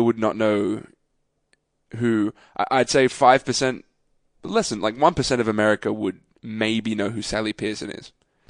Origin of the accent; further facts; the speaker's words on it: Australia; as an Australian